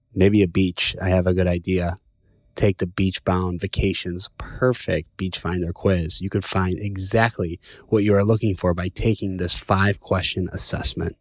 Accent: Chicago, Illinois, United States; moved away; I'm from Chicago

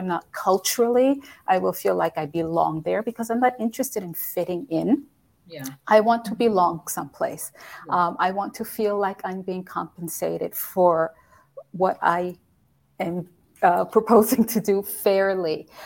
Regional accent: United States; moved away as an adult; also born or lived in Europe; being an American woman living in a country where English is not the, the spoken language

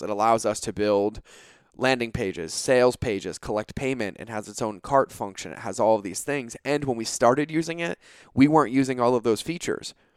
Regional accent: New England, United States; now in California, United States; I grew up on the East Coast. I grew up in New England.

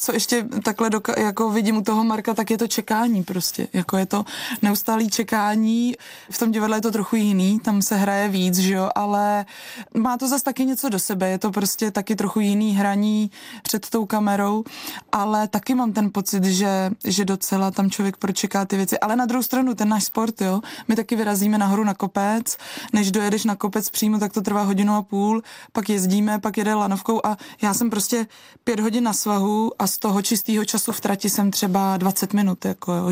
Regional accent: Czechia; now in Prague, Czech Republic; u nás doma v Krkonoších

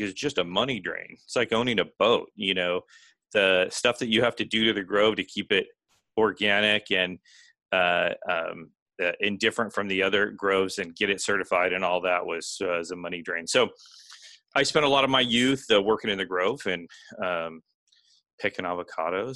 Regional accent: Fallbrook, California, United States; I grew up in California. So a little town called Fallbrook, which is in North San Diego County

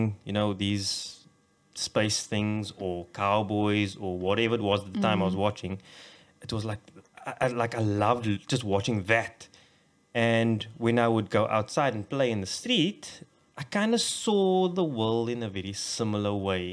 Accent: Cape Town, Western Cape, South Africa; we grew up on the Cape Flats and it was kind of rough out there

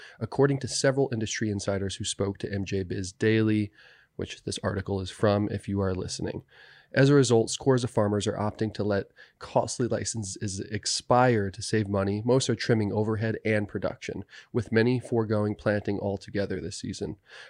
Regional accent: New Jersey, United States; I grew up in New Jersey, but we'd Jersey and New York pizza shops always carried this Jones Soda.

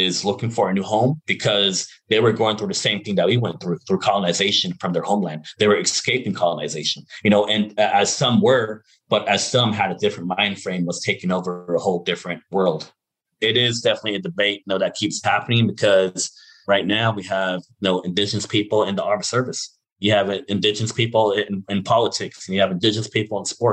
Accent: Arizona, United States; also born or lived in Navajo Mountain; I come from the Nahotsa, Arizona, which is my community

